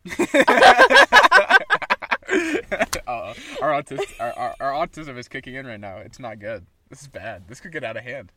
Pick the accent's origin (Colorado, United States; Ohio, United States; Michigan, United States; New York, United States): Michigan, United States; I'm from Michigan